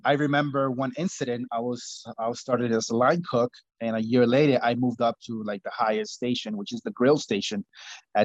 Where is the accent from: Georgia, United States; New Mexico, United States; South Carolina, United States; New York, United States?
New York, United States; Long Island; also born or lived in Costa Rica; I grew up in Long Island, New York